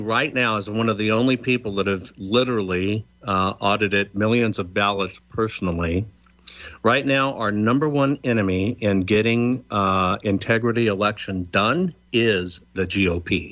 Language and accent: English; United States